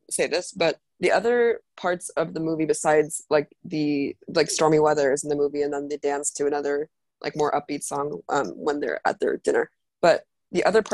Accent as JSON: {"language": "English", "country": "South Africa", "said": "I'm from South Africa. I'm like, you have to understand, my family was in South Africa for generations"}